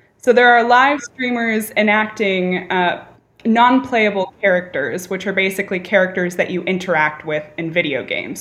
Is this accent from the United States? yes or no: yes; California, United States; California, my home state